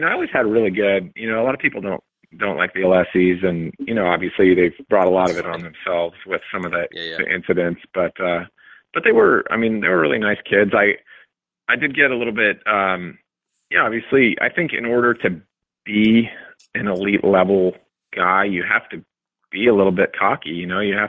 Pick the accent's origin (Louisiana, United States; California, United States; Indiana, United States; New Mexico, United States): New Mexico, United States; Albuquerque; I'm from Albuquerque